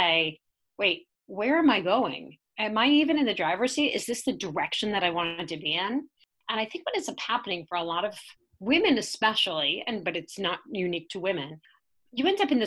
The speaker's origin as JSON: {"language": "English", "town": "New York City", "region": "New York", "country": "United States", "tie": "born or raised there", "said": "I grew up in Staten Island, New York."}